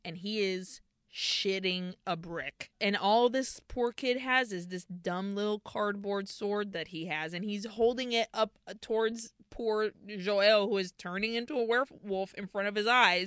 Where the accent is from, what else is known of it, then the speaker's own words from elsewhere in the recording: Brazil; growing up in Brazil